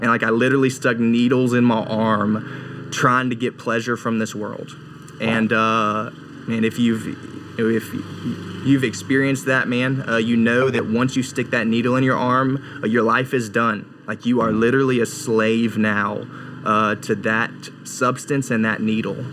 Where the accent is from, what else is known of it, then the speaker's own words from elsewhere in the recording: Raleigh, North Carolina, United States; I'm originally from Raleigh, North Carolina, and had, like, an average upbringing